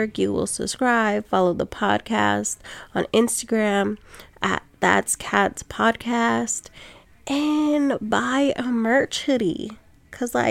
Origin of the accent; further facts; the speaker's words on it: Sacramento, California, United States; I'm from Sac, but I live on, like, the outskirt of town now.